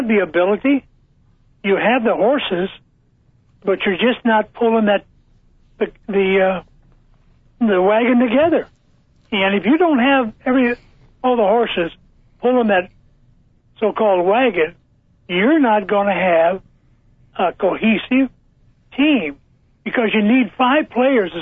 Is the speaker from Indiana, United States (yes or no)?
yes; Indiana, United States; being an Indiana guy, and I'm 1 hour from Indianapolis